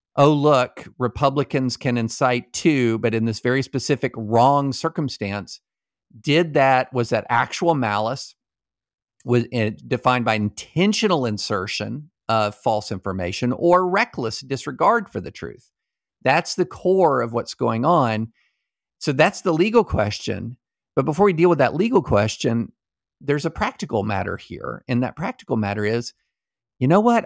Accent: Kentucky, United States; when I was growing up in, uh, Kentucky

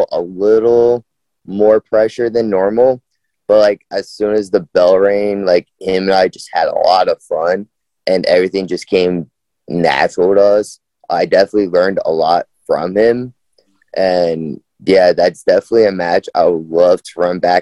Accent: New York City, New York, United States; I'm originally from New York

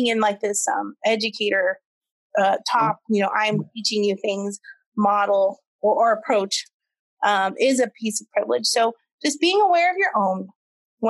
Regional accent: United States; first language English; I am American born. I am native English speaker.

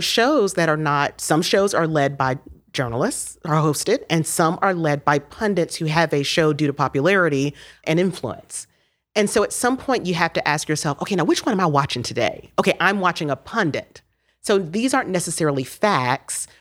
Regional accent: Miami, Florida, United States; moved away as an adult; now in Knoxville, United States; I'm from Miami, so my free internship in Miami worked out 'cause I was still at my parents' house

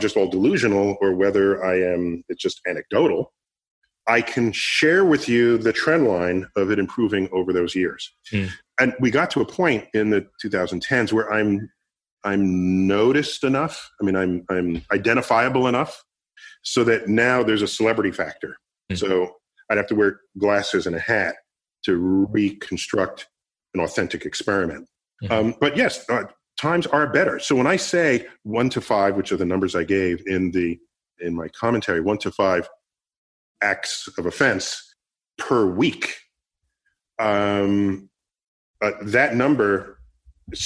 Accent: New York City, New York, United States; I grew up in the Bronx.

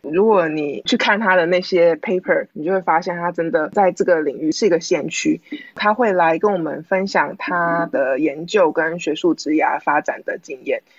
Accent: Taiwan; now in United States; 我们是台湾人，有同样的文化背景

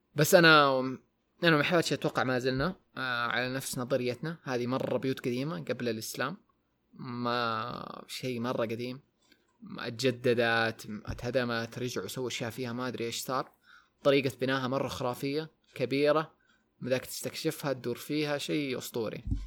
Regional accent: Taif, Makkah Province, Saudi Arabia; moved away; also born or lived in Jeddah; انا ومحباتي من الطائف م. تركنا الطائف ورحنا جده فتره

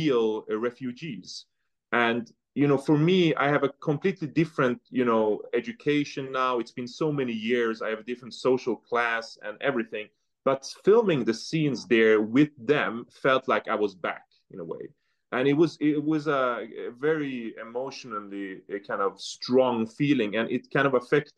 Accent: northern Sweden, Sweden; also born or lived in Tehran, Iran; I was born in Tehran, so it's a very big city with a lot of sound, lights, people. And then coming to the north of Sweden

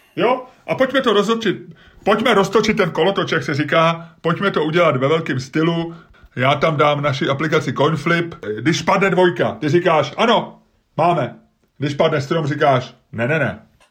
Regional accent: Prague, Czechia; also born or lived in Holešovice, Prague; my jsme se přestěhovali z Olešovic na sídliště, když rodiče dostali byt na sídliště, tak to bylo sice v Troji, ale bylo to de facto sídliště Bohnice

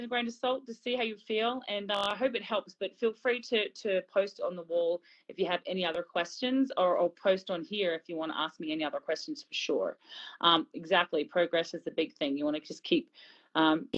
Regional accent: Australia; I'm Aussie

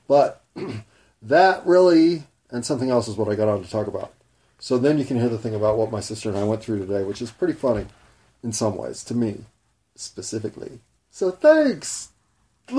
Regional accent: United States; I'm an American, white middle class

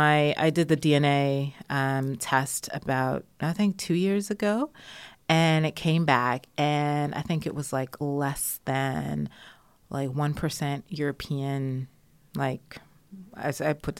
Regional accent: Jamaica; He's half Indian. We're from Jamaica, so it's, you know, kind of common there.

